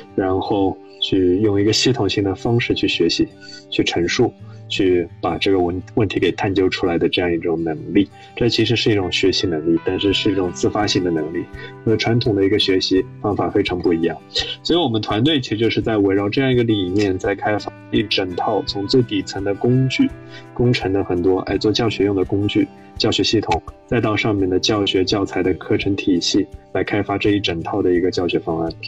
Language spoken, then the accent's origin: Chinese; Shanghai, China; moved away as an adult; also born or lived in Princeton, United States; 我是上海人，我在上海读公校长大的，然后高中其实读的是复旦附中